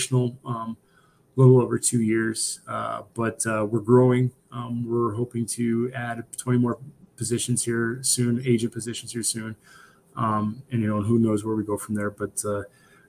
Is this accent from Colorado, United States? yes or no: no; Pine Ridge, South Dakota, United States; also born or lived in Nebraska; I grew up in Pine Ridge, South Dakota, on the Pine Ridge Indian Reservation